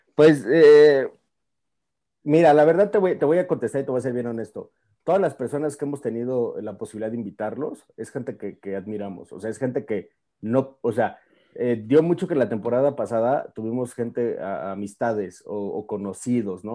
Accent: Mexico City, Mexico; yo soy de la Ciudad de México

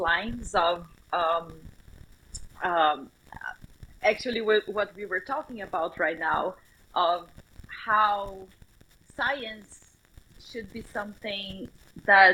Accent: Brazil; English is a second language; moved away; the country that I grew up

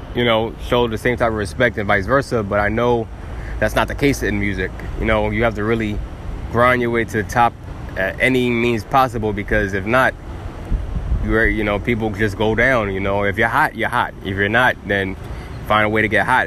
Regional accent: New York City, New York, United States; I'm from Staten Island

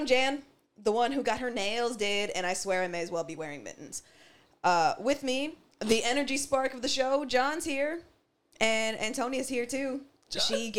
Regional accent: Canada; You find yourself here to be as fun, fine, and as black and as Canadian as we are, with zero apologies for it.

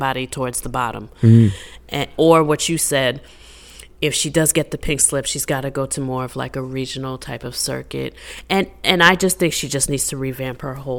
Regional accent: New York, United States; I'm from New York.

